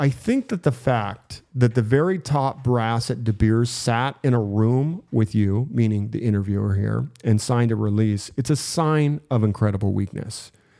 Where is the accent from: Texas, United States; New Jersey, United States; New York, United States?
New York, United States; Schenectady; You know, I grew up in Schenectady, New York.